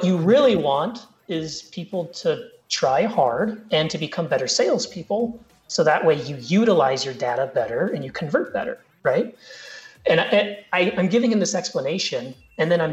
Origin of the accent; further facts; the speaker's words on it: Colorado, United States; I grew up in Colorado